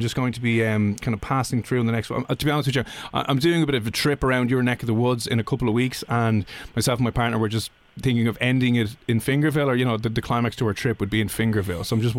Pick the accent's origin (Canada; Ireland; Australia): Ireland; Dublin, Leinster; Oh, we're from Dublin in Ireland